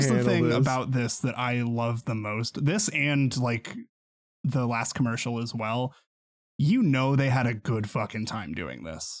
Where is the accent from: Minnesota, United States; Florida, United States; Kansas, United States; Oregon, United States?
Kansas, United States; I've lived in Kansas my whole life.